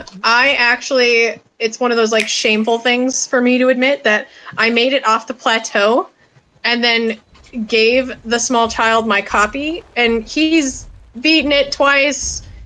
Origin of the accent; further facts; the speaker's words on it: Farmington, Minnesota, United States; And I grew up in Farmington, So you didn't talk about nerd stuff in Farmington. You talked about trucks.